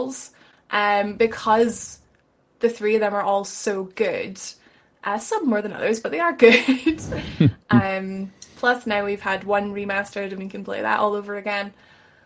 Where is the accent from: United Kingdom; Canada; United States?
United Kingdom; Scotland; I'm Scottish